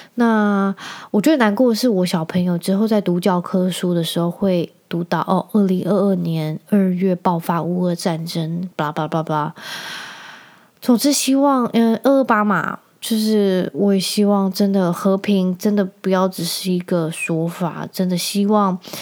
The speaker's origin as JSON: {"language": "Chinese", "region": "Penghu County", "country": "Taiwan", "tie": "born or raised there", "said": "因为我在澎湖长大"}